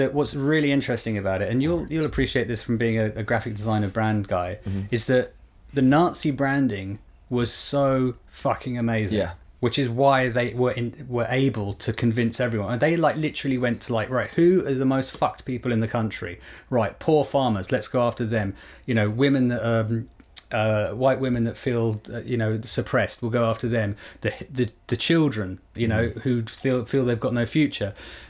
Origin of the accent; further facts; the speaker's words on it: South Africa; I don't care. I'm South African.